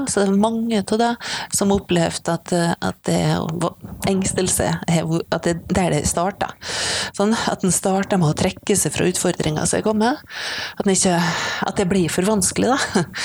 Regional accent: Misund, Norway; Altså, det var noen i hjemkommunen min, da, eh, i Misund, eh, som tok kontakt og lurte på om de kunne hjelpe til.

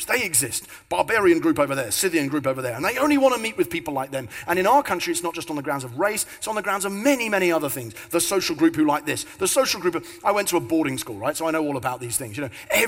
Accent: London, United Kingdom; moved away; But I was born in South London

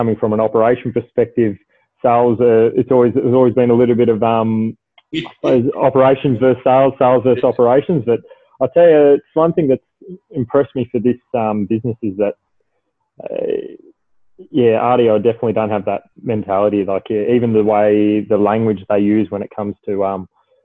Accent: Victoria, Australia; also born or lived in Adelaide, South Australia; I grew up in Adelaide, and I moved over here from my father getting relocated over to Melbourne. So I now reside in Melbourne, and I did my schooling and further education in Victoria

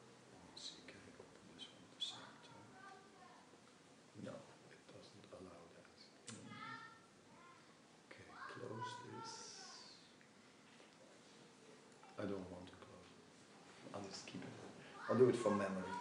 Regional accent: Netherlands; I am from Holland

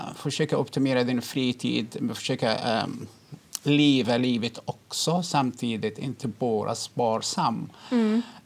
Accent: Egypt; now in Sweden; jag kommer från Egypten

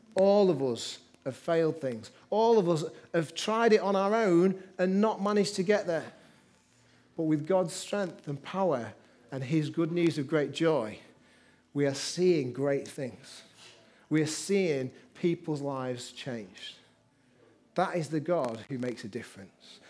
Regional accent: Manchester, North West England, United Kingdom; also born or lived in Liverpool; I grew up in Manchester

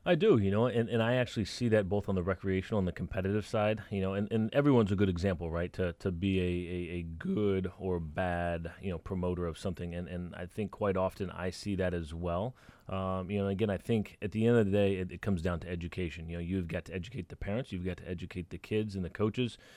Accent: Dallas, Texas, United States; when I was a kid growing up in Dallas.

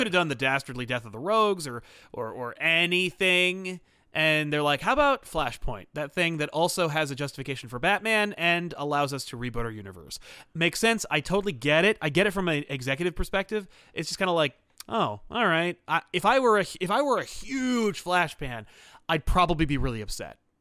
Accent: United States; being American

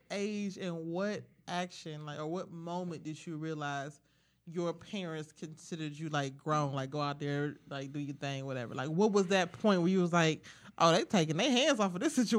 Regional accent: Warrensville Heights, Ohio, United States; I'm from Warrensville.

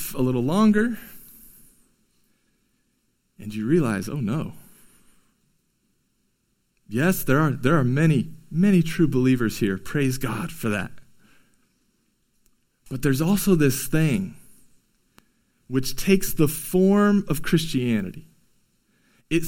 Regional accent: California, United States; growing up in California

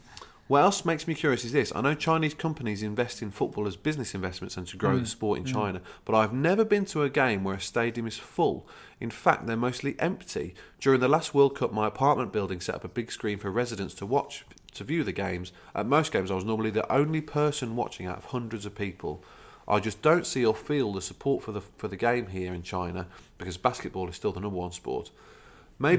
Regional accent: Wolverhampton, West Midlands, United Kingdom; also born or lived in London; I escaped the financial crisis having lost my job in London. Mm-hmm. I'm from Wolverhampton with both my parents still there. I honestly can't ever see myself going back to the UK to work again.

